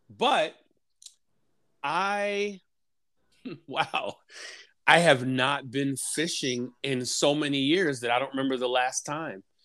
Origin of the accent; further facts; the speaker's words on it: New York City, New York, United States; I am from New York City